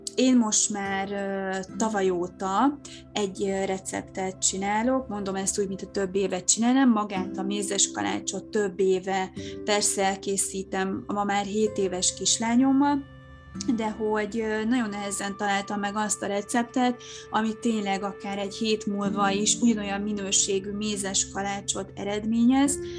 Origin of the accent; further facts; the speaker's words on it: Hungary; now in Budapest, Hungary; én nem tőzsgyökeres fővárosig vagyok, hanem én vidéken nőttem fel